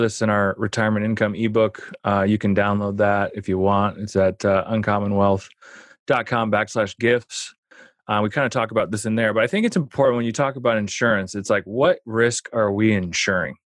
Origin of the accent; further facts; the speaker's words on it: Omaha, Nebraska, United States; I grew up in Omaha